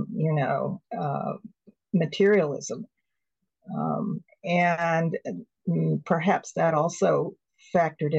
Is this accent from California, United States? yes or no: yes; California, United States; also born or lived in Toronto / Cambridge, Massachusetts / Hawaii; as a Californian.